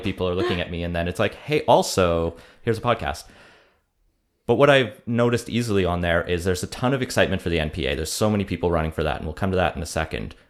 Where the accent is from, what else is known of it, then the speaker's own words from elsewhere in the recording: Alberta, Canada; now in Vancouver, Canada; we're both from Alberta, me and …